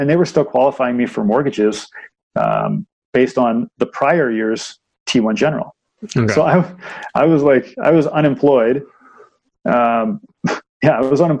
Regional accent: Markham, Ontario, Canada; I grew up in Markham

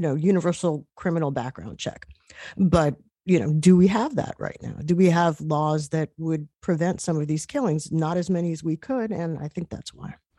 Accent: New York, United States; as a New Yorker, I covered Mayor Michael Bloomberg

